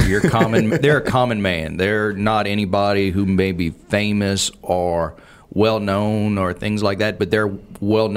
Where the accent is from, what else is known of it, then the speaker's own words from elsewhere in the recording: Cut Off, Louisiana, United States; first language Cajun French; I'm from a little town called Cutoff, Louisiana